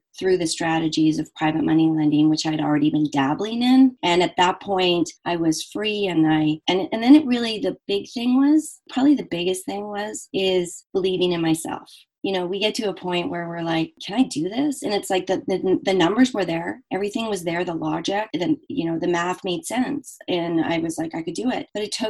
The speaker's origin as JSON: {"language": "English", "country": "Canada", "said": "I am Canadian"}